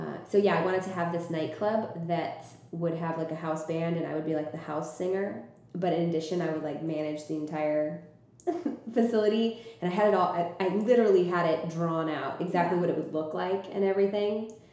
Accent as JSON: {"language": "English", "town": "Los Angeles", "region": "California", "country": "United States", "lives_now": "San Diego, United States", "said": "I'm from Southern California."}